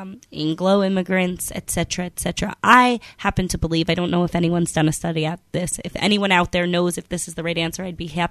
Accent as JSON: {"language": "English", "town": "Schenectady", "region": "New York", "country": "United States", "also_born_or_lived": "Albany, New York / Jerusalem / Be'er Sheva", "moved": "as an adult", "lives_now": "Negev, Israel", "said": "So I would say I'm a small town Jew. I'm from Schenectady, New York, originally."}